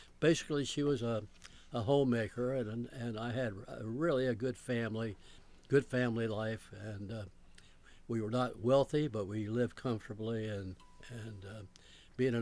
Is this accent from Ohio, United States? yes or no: yes; Chillicothe, Ohio, United States; also born or lived in Frankfort, Kentucky; my family moved to Chillicothe, Ohio, when I was just a baby. So I consider Chillicothe to be my hometown.